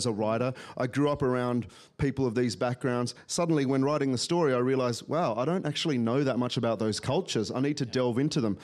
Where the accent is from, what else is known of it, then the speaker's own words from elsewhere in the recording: Australia; as an Australian